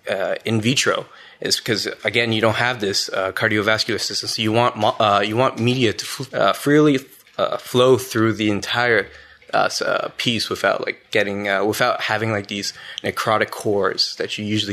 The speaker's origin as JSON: {"language": "English", "town": "Ottawa", "region": "Ontario", "country": "Canada", "said": "I'm from Ottawa. I did high school at Lisgar, collegiate."}